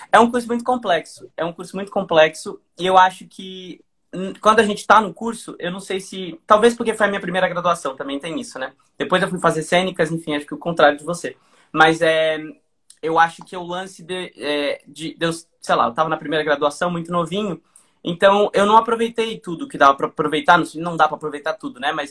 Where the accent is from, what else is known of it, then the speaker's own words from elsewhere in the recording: Portugal; Você que fala português é um dicionário ambulante, eu que sou português, você é um Aurélio